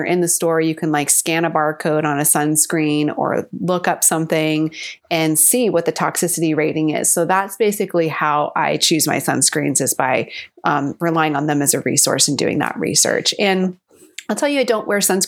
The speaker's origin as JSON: {"language": "English", "region": "California", "country": "United States", "tie": "born or raised there", "also_born_or_lived": "San Diego", "said": "I grew up in California and then I went to college in San Diego and that's where I currently am."}